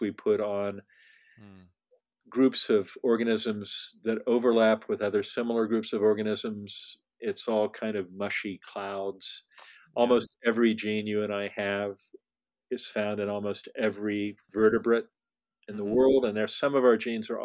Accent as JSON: {"language": "English", "region": "California", "country": "United States", "said": "I'm a Californian"}